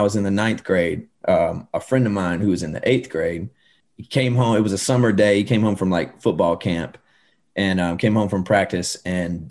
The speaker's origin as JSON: {"language": "English", "region": "Georgia", "country": "United States", "tie": "born or raised there", "said": "I grew up in Georgia."}